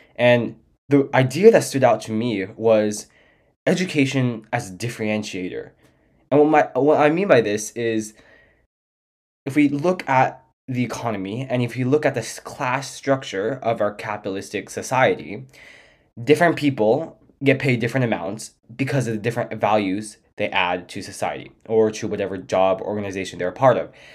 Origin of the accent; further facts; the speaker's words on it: San Diego, California, United States; what the world is like outside of, uh, my hometown